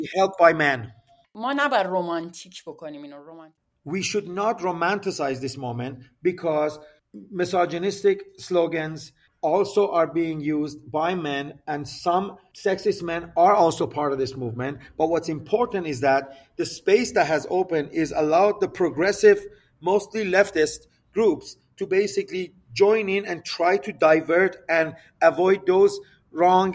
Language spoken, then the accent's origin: English; Iran; Our people have a particular relationship to the question of the United States, particularly after the 1979 revolution and the establishment of the Islamic Republic